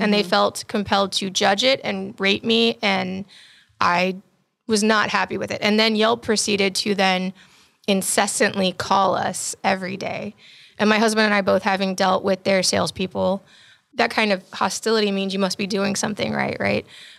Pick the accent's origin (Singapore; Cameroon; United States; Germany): Germany; And I was raised in Germany because my father's also military.